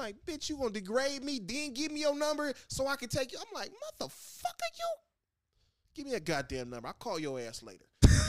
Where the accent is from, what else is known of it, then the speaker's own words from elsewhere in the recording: United States; I'm African descent American. Right. I'm an American first.